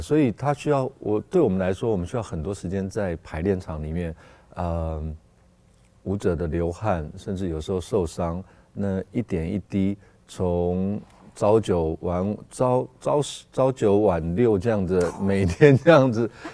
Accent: Taipei, Taiwan; 那我从小就在那个地方长大

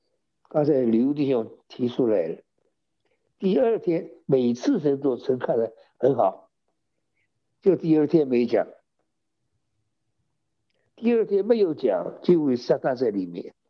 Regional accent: China; 我们中国人的算法是有早晨有晚上

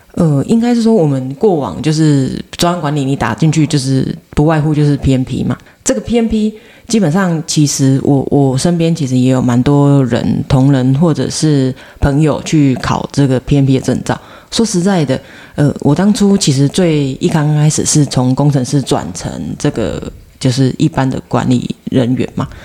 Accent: Taiwan; 我们其实台湾人

